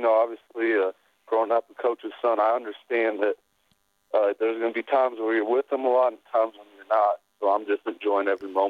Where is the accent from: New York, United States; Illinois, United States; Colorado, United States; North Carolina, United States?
Colorado, United States; born or raised there; also born or lived in UCLA, Los Angeles, California